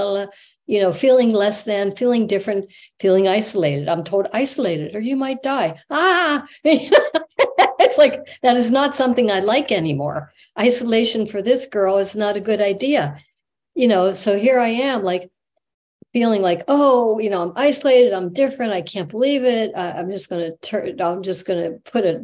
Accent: Pennsylvania, United States; moved away as an adult; also born or lived in Manhattan Beach; I went back to Pennsylvania to my hometown

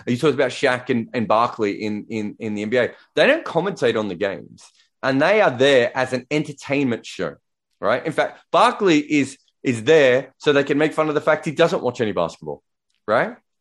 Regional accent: Australia; I'm Australian, so, uh, you know, English is my second language too.

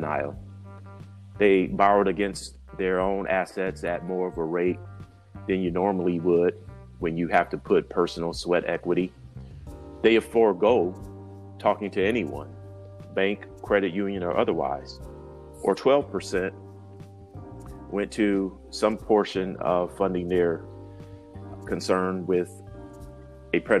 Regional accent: Grand Rapids, Michigan, United States; moved away as an adult; also born or lived in Washington, D.C.; Grand Rapids, Michigan, very entrepreneurial area, I knew in that young age that my hometown could be a more vibrant business community

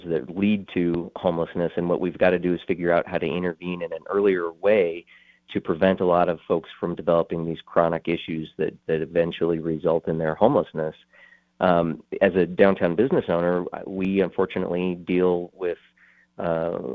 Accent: Colorado Springs, Colorado, United States; I'm a native of Colorado Springs. I've been here in this community my entire life. I grew up in the Black Forest area.

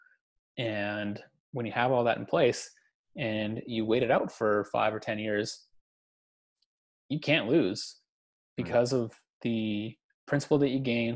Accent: Canada

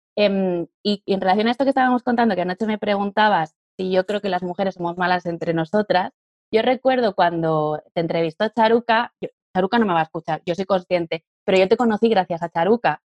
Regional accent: Catalonia, Spain; now in Madrid, Spain; Yo soy catalana, vivo en Madrid y estoy casada con un valenciano

